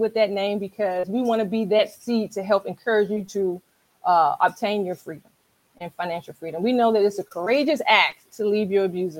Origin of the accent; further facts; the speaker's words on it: Washington, District of Columbia, United States; moved away as an adult; now in Charles County, Maryland, United States; I am a Washingtonian, originally from, born and raised in Washington, D.C. I currently live in Charles County, Maryland